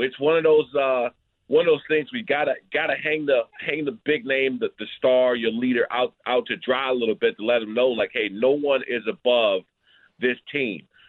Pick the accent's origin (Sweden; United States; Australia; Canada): United States; Prince George's County, Maryland; I grew up here in the Prince George's County area